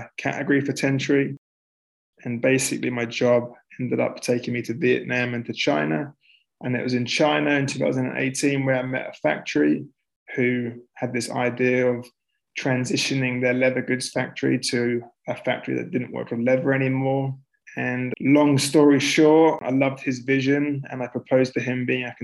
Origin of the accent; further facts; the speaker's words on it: London, United Kingdom; moved away as an adult; also born or lived in Melbourne, Australia / Vancouver, Canada; I'm from North London originally